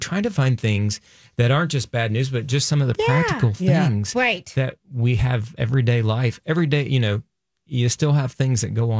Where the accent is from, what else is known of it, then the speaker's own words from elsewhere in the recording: North Carolina, United States; I grew up in the South and in North Carolina